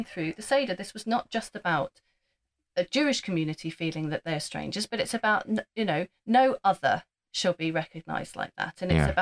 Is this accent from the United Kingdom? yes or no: yes; Norfolk, East of England, United Kingdom; I grew up in Norfolk from the age of about five